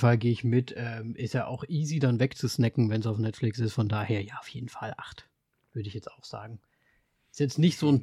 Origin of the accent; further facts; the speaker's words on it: Austria; Bei uns in Österreich